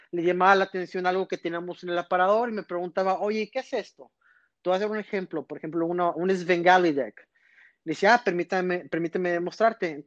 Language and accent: Spanish; McAllen, Texas, United States; Yo soy originario de McAllen, Texas.